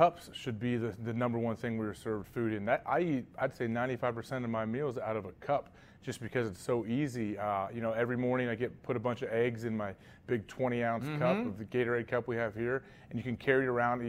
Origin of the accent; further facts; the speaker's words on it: Ohio, United States; I grew up in Ohio, so Skyline Chili is a staple here